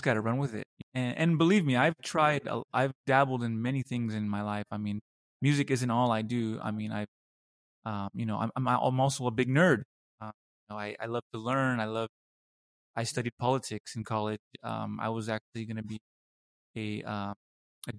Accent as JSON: {"language": "English", "town": "Los Angeles", "region": "California", "country": "United States", "tie": "born or raised there", "moved": "as an adult", "lives_now": "Munich, Germany", "said": "I grew up in Los Angeles in a suburb of LA in a predominantly working"}